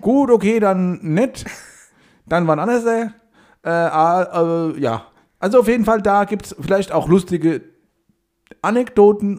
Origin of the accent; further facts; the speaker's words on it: Hesse, Germany; ich habe mich dann mehr so bei Hessen äh, so, also in die Mitte reingestellt